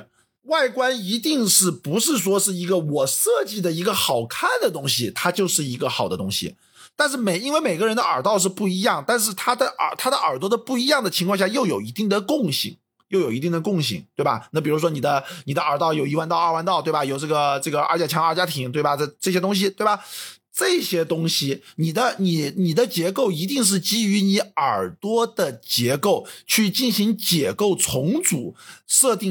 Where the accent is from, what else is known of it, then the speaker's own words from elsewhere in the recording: China; 作为中国人来讲的话，我觉得其实中国人是更听话的